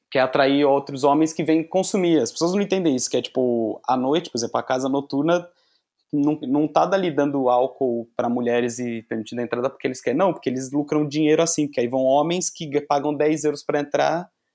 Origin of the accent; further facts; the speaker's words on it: São Paulo, Brazil; now in Porto, Portugal; Eu sou de São Paulo, sou de São Paulo